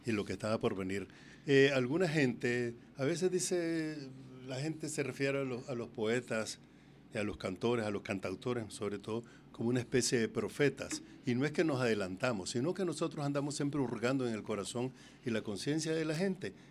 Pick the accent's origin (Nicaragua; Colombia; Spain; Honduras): Nicaragua; also born or lived in California; now in Costa Rica; esta dictadura en Nicaragua que tanto daño le ha hecho a mi pueblo